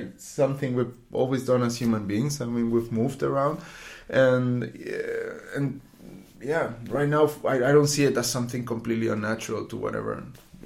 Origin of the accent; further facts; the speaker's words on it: Puerto Rico; moved away as an adult; also born or lived in Querétaro, Mexico; now in Düsseldorf, Germany; And then I grew up in Puerto Rico. I lived there for 17 years.